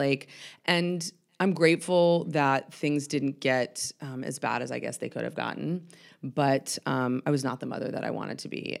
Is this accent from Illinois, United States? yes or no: no; Atlanta, Georgia, United States; I am born and raised in Atlanta, um, Northside Hospital, which is pretty rare